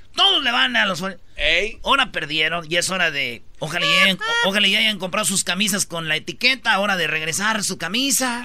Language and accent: Spanish; Michoacán, Mexico; como somos de Michoacán, somos muchos